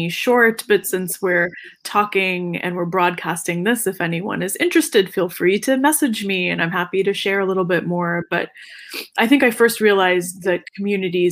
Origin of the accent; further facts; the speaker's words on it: North Carolina, United States; North Carolina, my home state